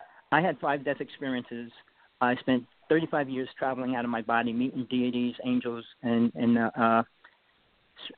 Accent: East Coast, United States; accent: New York; also born or lived in Wanaque, New Jersey; I'm from the East Coast

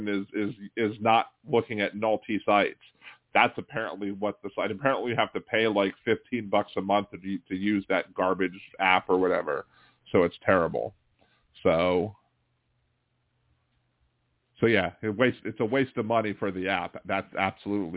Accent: Baltimore, Maryland, United States; moved away; And I'm from Baltimore. Initially, I was raised in Baltimore.

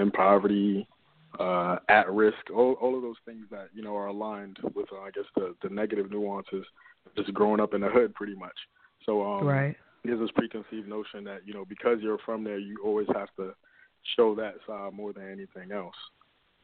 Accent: New York City, New York, United States; I'm originally from Brooklyn, New York. Born and raised

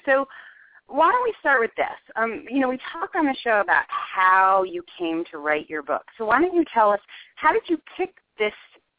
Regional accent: Connecticut, United States; now in Washington, D.C., United States; I'm from Connecticut, so I hear you. I live in Washington, D.C., but tri-state area

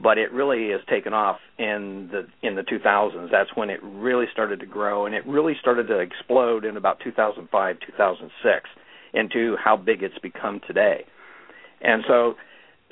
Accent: Midwest, United States; moved away as an adult; now in California, United States; was born and raised in the Midwest, and moved to California in 1985

